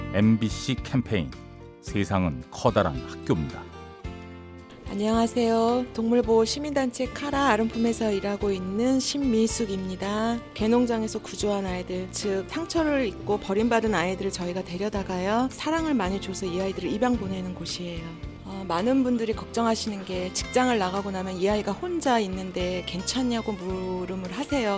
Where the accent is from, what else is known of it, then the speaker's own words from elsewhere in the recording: Gwangju, South Korea; 저는 광주에서 온